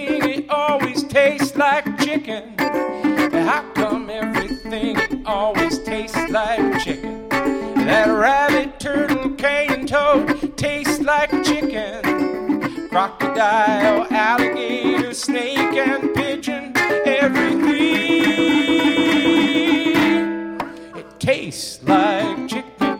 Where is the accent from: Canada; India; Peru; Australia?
Canada; I grew up in Canada